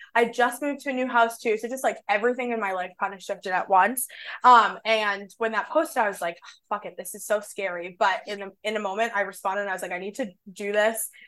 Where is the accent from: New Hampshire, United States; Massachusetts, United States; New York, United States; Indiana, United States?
Massachusetts, United States; Boston; I grew up in Boston